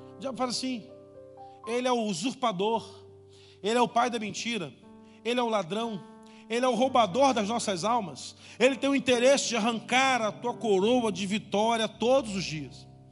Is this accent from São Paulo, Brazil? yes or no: no; Duque de Caxias, Rio de Janeiro, Brazil; Eu nasci em Duque de Caxias, no Rio de Janeiro, Duque de Caxias, era minha cidade de nascença